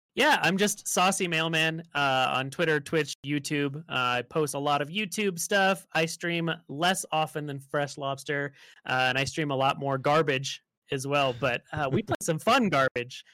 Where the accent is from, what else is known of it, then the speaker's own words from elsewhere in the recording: Las Vegas, Nevada, United States; I grew up in Las Vegas